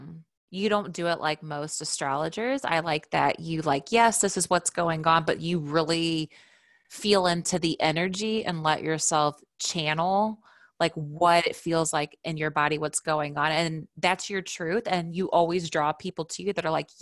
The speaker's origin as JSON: {"language": "English", "region": "Indiana", "country": "United States", "said": "we're both from Indiana"}